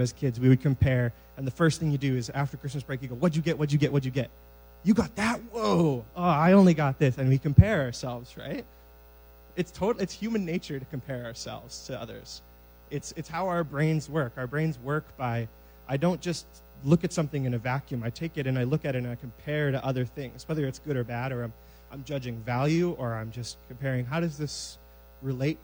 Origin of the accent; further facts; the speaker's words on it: Moose Jaw, Saskatchewan, Canada; I am from Moose Jaw, Saskatchewan, originally.